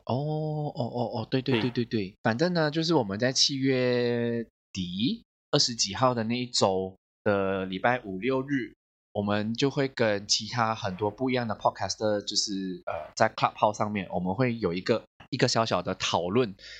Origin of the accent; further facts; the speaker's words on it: Malaysia; 我们马来西亚人